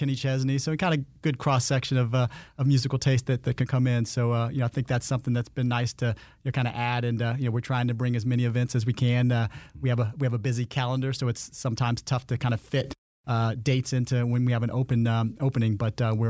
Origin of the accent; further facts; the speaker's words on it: Landstuhl, Rhineland-Palatinate, Germany; born there; I was born on Landstuhl, Germany, at a U.S. Army base there.